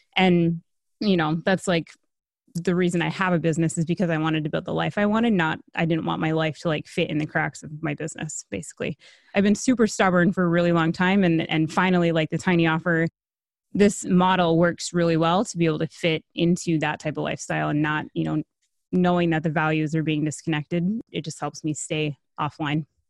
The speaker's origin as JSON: {"language": "English", "region": "Minnesota", "country": "United States", "said": "I'm from Minnesota."}